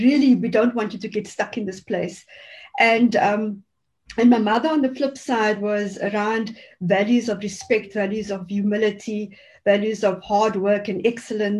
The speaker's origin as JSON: {"language": "English", "town": "Cape Town", "region": "Western Cape", "country": "South Africa", "tie": "born or raised there", "said": "growing up in the Cape Flats was very tough and still is for many people there."}